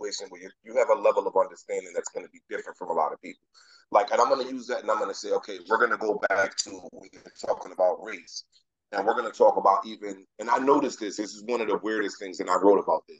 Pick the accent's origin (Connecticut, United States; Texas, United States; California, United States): Connecticut, United States; Hartford; I'm from Hartford